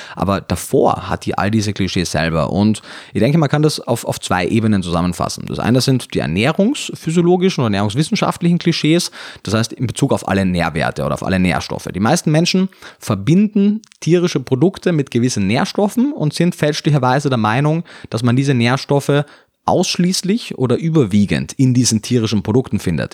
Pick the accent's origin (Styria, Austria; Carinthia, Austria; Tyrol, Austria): Carinthia, Austria; moved away as an adult; also born or lived in Vienna; now in Germany; ich komme aus Kärnten, bin dann nach Wien gezogen danach, nach meinem Zivildienst